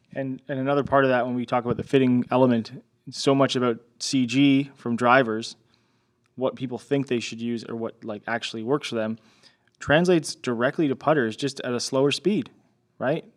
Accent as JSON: {"language": "English", "country": "Canada", "said": "I'm Canadian"}